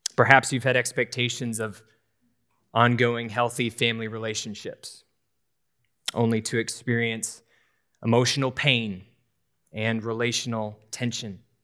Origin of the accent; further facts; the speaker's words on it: New Hampshire, United States; I grew up in New Hampshire